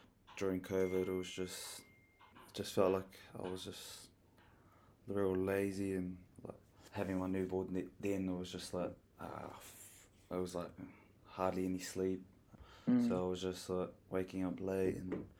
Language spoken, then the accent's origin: English; Auckland, New Zealand; I was born and raised in Auckland, Central Auckland